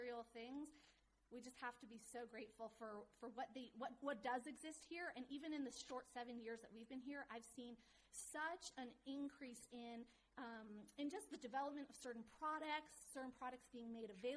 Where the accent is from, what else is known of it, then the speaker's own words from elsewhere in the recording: Seattle, Washington, United States; moved away as an adult; now in Jerusalem, Israel; a girl who comes from Seattle